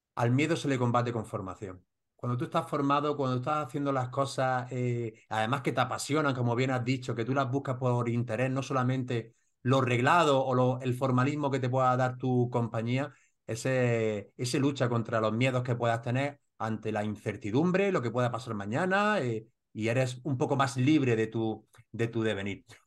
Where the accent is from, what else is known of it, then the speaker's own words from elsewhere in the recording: Granada, Andalusia, Spain; Granada con los murcianos, tenemos también nuestro deje unos de otros